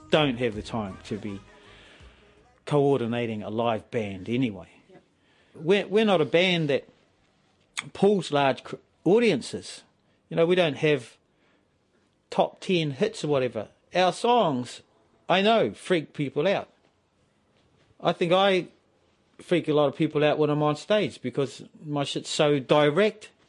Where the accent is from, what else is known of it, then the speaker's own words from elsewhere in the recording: Maoribank, Wellington, New Zealand; Well, where I grew up in Maoribank, that's the river. That was the the Hutt River. So I grew right up by the river, eeling, spearing cockabullies